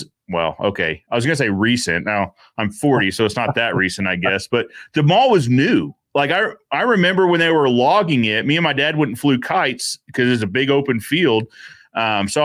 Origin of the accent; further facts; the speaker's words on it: Raleigh, North Carolina, United States; moved away; also born or lived in Cary, North Carolina; my hometown of Raleigh, North Carolina